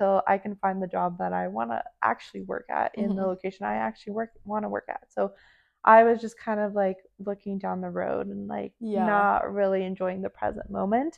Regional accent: Santa Clarita, California, United States; also born or lived in Poland / Temecula; all my friends that like still live here from my hometown, like just growing up in this hometown

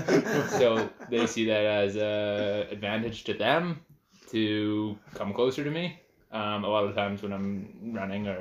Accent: Western Canada, British Columbia, Canada; also born or lived in Essex, England / Comox Valley, Vancouver Island; I'm from Canada originally, but born in England.

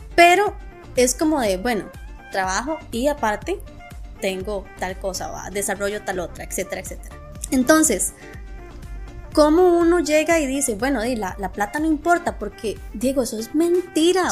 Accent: Costa Rica; uno como tico

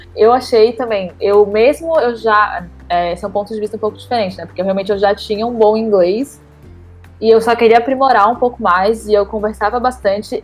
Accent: Brazil; moved away as an adult; now in Lisbon, Portugal

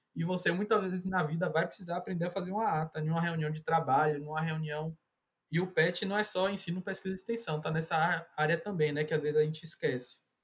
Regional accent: Salvador, Bahia, Brazil; also born or lived in Caetité, Bahia; eu sou do interior da Bahia, sou de Caetité, mas sempre morei em Salvador

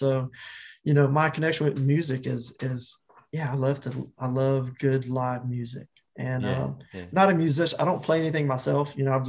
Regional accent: Mississippi, United States; moved away; We just recently moved back to Mississippi last October, and we're 40 minutes from New Orleans.

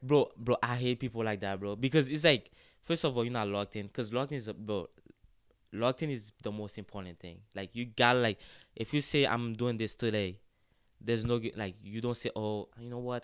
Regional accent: Haiti; moved away; I grew up in Haiti, uh, in, in a small town called Kepeshin, uh, which is the north of Port-au-Pr, of Port-au-Prince.

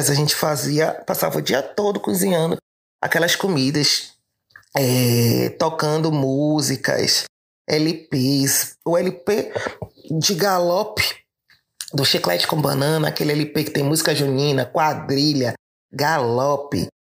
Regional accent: Salvador, Bahia, Brazil; em Salvador, a gente tem, que é de onde eu venho

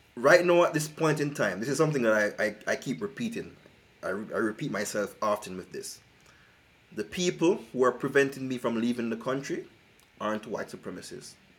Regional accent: Jamaica; moved away; I'm originally from Jamaica

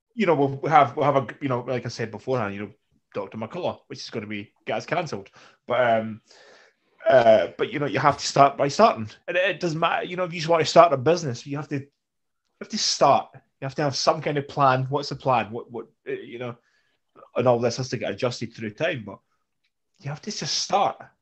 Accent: Scotland, United Kingdom; we're Scottish

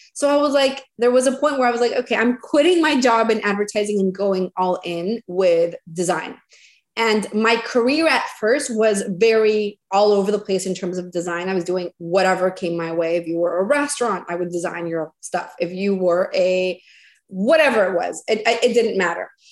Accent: Venezuela; moved away as an adult; now in United States; And then in 2015, we came to the US. I'm originally from Venezuela

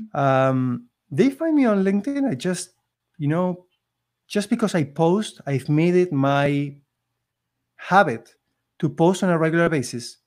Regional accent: Argentina; English is a second language; moved away as an adult; now in Canada; I came from Argentina

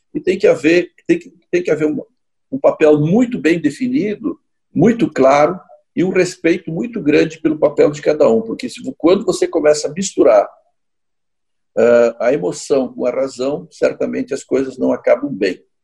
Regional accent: Caxias do Sul, Rio Grande do Sul, Brazil; also born or lived in São Paulo; eu sou aqui de Caxias do Sul

